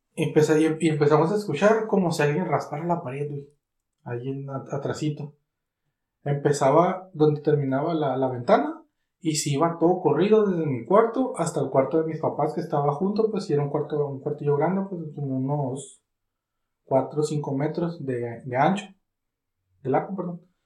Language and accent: Spanish; Catemaco, Veracruz, Mexico; mi pueblo